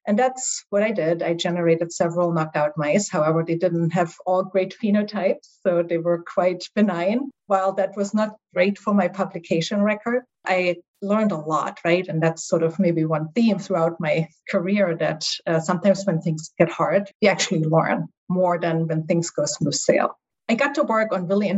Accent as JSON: {"language": "English", "region": "East Germany", "country": "Germany", "tie": "born or raised there", "also_born_or_lived": "Halle, Germany", "second_language": "English", "moved": "yes", "said": "My accent will reveal that I'm from Germany originally. So I grew up actually behind the Iron Curtain in East Germany."}